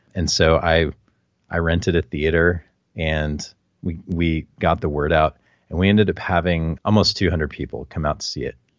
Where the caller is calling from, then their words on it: San Antonio, Texas, United States; I'm calling from San Antonio, Texas.